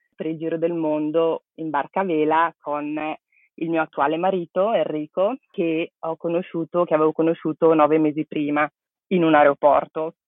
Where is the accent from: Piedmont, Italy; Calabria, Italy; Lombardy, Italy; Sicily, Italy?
Lombardy, Italy; Brescia; moved away as an adult; also born or lived in Barcelona; sono originaria di Brescia